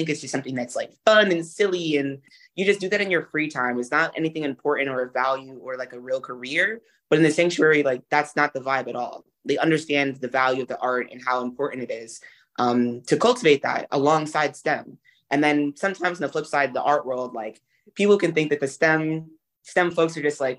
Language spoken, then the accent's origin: English; Brooklyn, New York, United States; I'm from Brooklyn